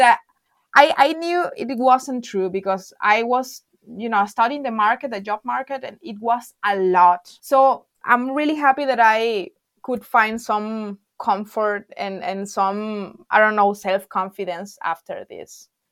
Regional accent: La Guaira, Venezuela; English is a second language; moved away as an adult; now in Freiburg, Germany; am from Venezuela, actually from La Guaira, from the Caribbean Sea

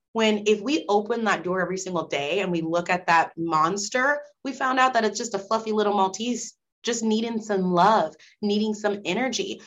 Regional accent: Nebraska, United States; moved away as an adult; I'm from Nebraska

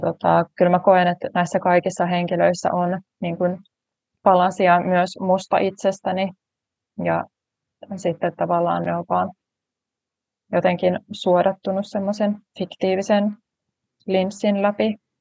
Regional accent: Tampere, Pirkanmaa, Finland; Olen tamperelainen kirjailija

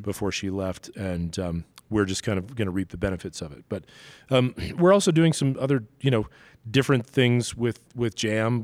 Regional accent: New York City, New York, United States; now in Denver, United States; growing up in Brooklyn, I was always surrounded by a Jewish community

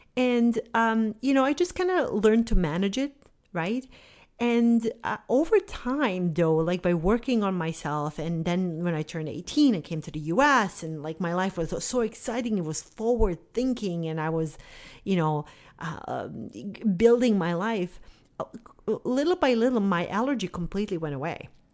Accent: Bosnia & Herzegovina; moved away; I grew up in Bosnia during the war in the nineteen nineties.

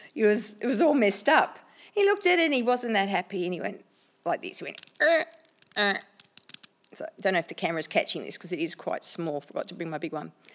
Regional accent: Australia; I'm an Aussie chick, an Aussie Italian chick

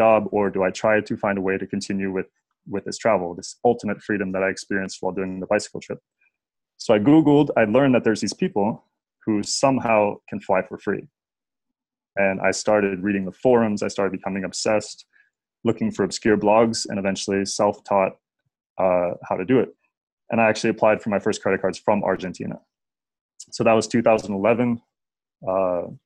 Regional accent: Nebraska, United States; I grew up in Nebraska.

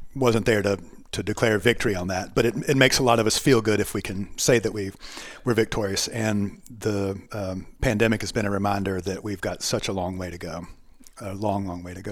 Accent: Charlotte, North Carolina, United States; I was born and raised in Charlotte

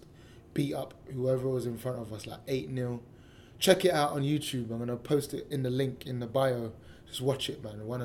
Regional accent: London, United Kingdom; growing up on Cattle Estate

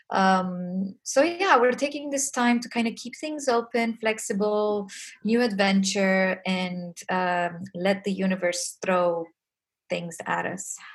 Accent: Romania; English is a second language; values, family, which is something um, I was raised with in Romania

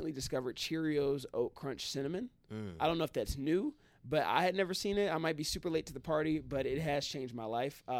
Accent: Midwest, United States; now in Detroit, United States; I'm from the Midwest. I'm from the Midwest, so I've grown up with snow

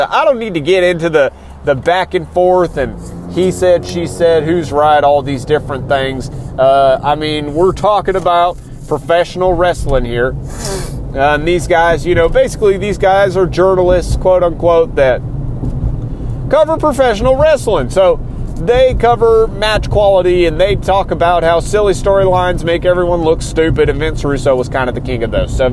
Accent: Texas, United States; I come from Texas. I currently live somewhere in Texas. I'd rather not be specific, but I'm close enough to the Houston area

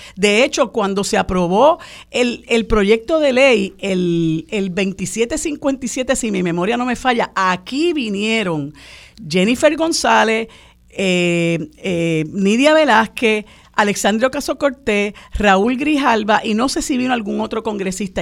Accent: Puerto Rico; nosotros los puertorriqueños y puertorriqueñas no somos minoría

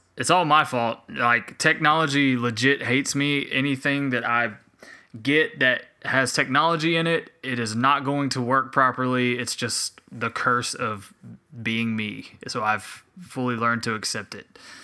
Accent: Spartanburg, South Carolina, United States; also born or lived in Hilton Head Island, South Carolina / Beaufort, South Carolina / Anderson, South Carolina / Greenville, South Carolina; my dad's job moved us to Spartanburg, South Carolina, where I have pretty mu-, I, I grew up a majority of my life

